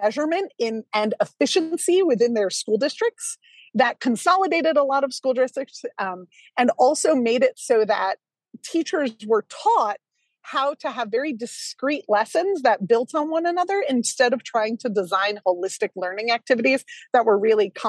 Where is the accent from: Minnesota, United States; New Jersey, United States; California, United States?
New Jersey, United States; I grew up in New Jersey.